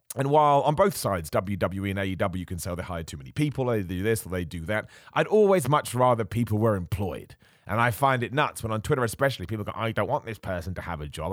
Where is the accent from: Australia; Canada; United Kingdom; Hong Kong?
United Kingdom; a British man